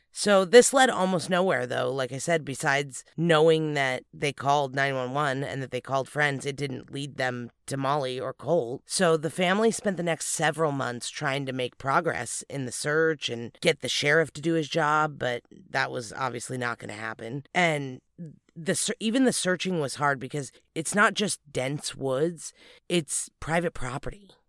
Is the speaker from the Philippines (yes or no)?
no; California, United States; where we're from